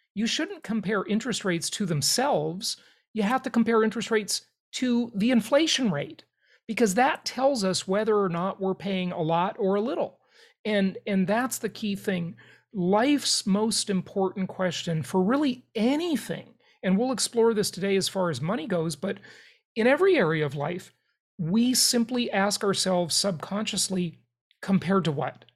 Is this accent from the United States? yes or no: yes; Los Angeles, California, United States; also born or lived in Europe; I grew up in Los Angeles, California